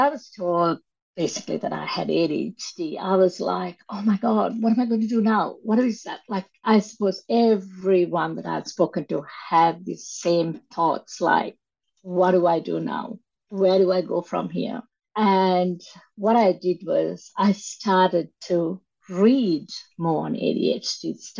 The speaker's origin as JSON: {"language": "English", "country": "Sri Lanka", "tie": "born or raised there", "moved": "yes", "said": "growing up in Sri Lanka"}